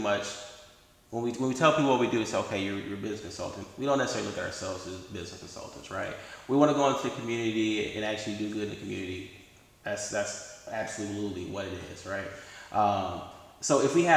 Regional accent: Detroit, Michigan, United States; I'm from Detroit

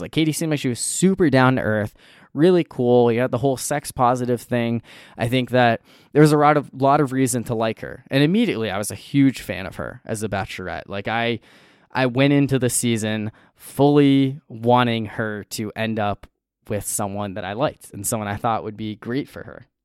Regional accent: New Hampshire, United States; now in North Carolina, United States; I currently live in North Carolina, but I grew up in New Hampshire

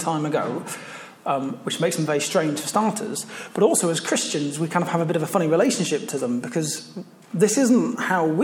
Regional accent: Leicester, East Midlands, United Kingdom; moved away as an adult; now in Canterbury, United Kingdom; As I said, I grew up in Leicester. I moved down to Canterbury for university.

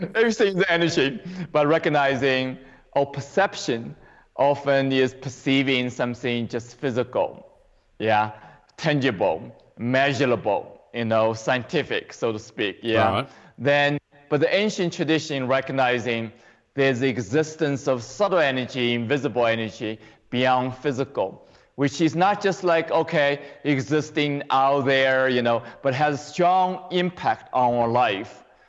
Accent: China; moved away as an adult; now in United States; I grew up in China, but I came here to the U.S. and um, for 35 years ago

